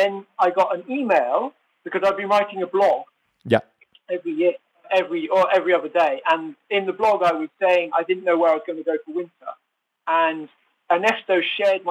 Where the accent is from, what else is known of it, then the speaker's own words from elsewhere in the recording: Oxford, South East England, United Kingdom; moved away as an adult; also born or lived in French Alps; So I'm originally from Oxford in England, and I spent about 30 years there